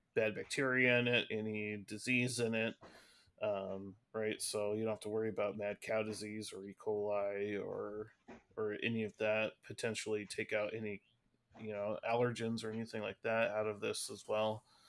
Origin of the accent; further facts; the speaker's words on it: Seattle, Washington, United States; we're from Seattle